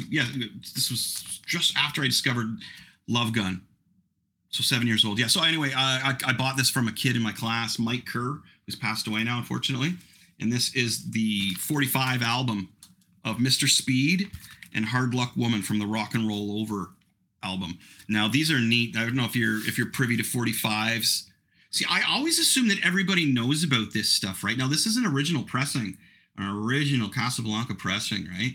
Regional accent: Canada; I'm I'm Canadian

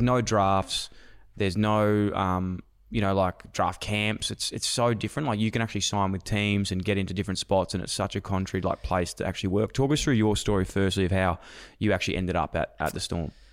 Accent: Melbourne, Victoria, Australia; I'm from Melbourne.

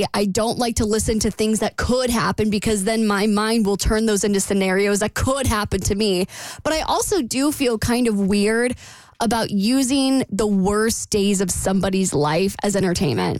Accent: the South, United States; I'm from the South.

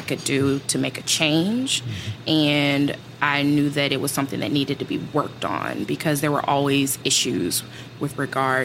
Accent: Wilmington, North Carolina, United States; also born or lived in Greenville, South Carolina; I am originally from Greenville, South Carolina, and I moved to Wilmington, North Carolina when I was about 9, 10 years old

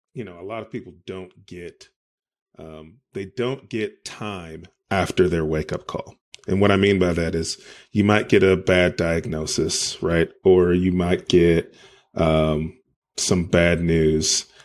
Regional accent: California, United States; now in Arkansas, United States; I was born and raised in California, so I'm very familiar with San Diego weather.

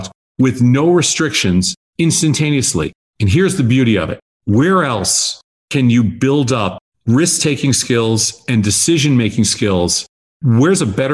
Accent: outside of New York, United States; moved away as an adult; also born or lived in Chicago; I grew up in outside of New York, and I'd never been west

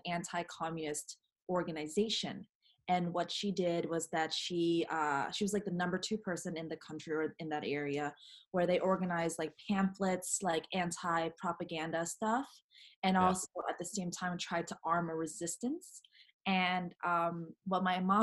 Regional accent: North Carolina, United States; I was born and raised in North Carolina, which is in the south

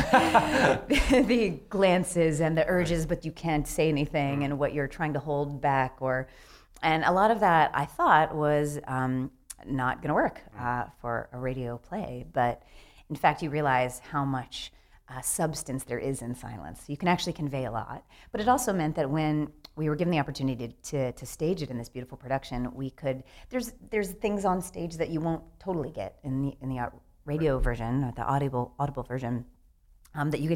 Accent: Atlanta, Georgia, United States; moved away; I grew up in right outside of Atlanta, Georgia

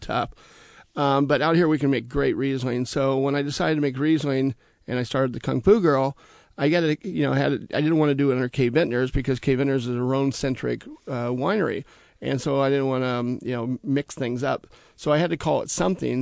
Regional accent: Sacramento, California, United States; also born or lived in Copenhagen, Denmark; now in Walla Walla, United States; I'm originally from Sacramento, California

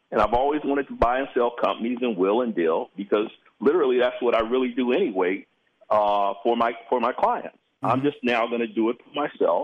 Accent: Los Angeles, California, United States; And so I'm from South Central L.A., so I would never let anybody talk to me like that.

